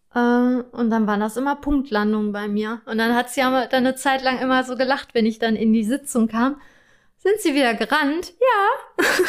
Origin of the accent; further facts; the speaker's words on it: Germany; bei uns in Deutschland